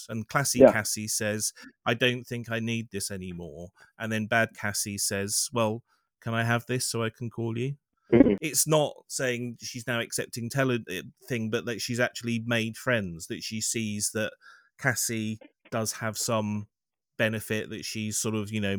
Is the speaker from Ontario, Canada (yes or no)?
no; Montreal, Quebec, Canada; born there; I was born in Montreal. Oh. I don't sound French Canadian, but I am by birth.